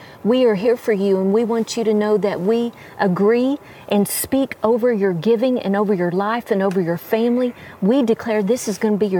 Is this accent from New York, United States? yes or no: no; Texas, United States; I'm a Texan, so I'm used to everything being flat.